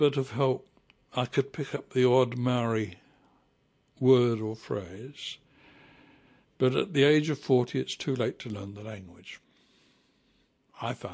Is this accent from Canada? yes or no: no; England, United Kingdom; moved away as an adult; also born or lived in New Zealand; now in Paraparaumu, New Zealand; I was born in England and lived the first half of my life there